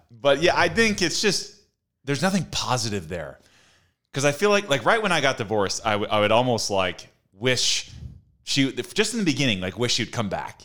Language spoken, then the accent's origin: English; Orange County, California, United States; growing up in Orange County